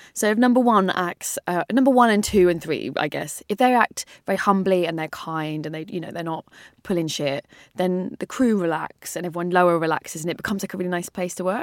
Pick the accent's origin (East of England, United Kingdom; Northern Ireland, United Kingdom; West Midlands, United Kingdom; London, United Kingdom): London, United Kingdom; I grew up in North London